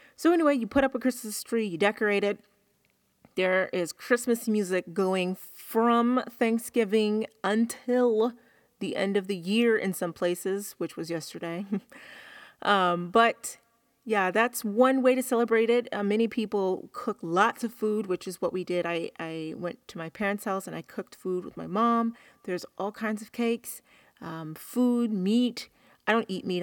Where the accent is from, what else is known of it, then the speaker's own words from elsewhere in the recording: the South, United States; I'm from the South